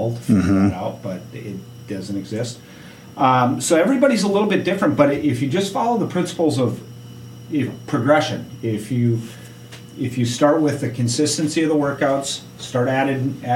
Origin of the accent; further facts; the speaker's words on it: United States; as an American